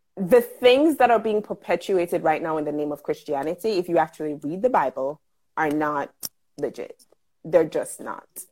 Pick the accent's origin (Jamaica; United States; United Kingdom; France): Jamaica; I am a Jamaican living and working in Jamaica